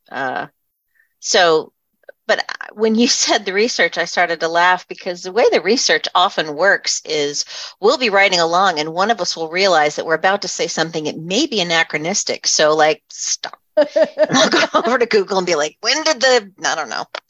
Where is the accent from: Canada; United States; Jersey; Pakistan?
United States; southeastern Pennsylvania; I grew up in southeastern Pennsylvania where I still live.